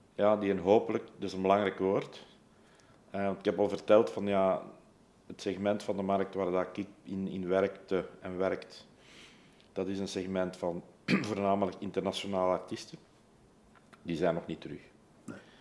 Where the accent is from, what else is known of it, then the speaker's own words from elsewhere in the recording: Leuven, Flanders, Belgium; ik ben opgegroeid in Leuven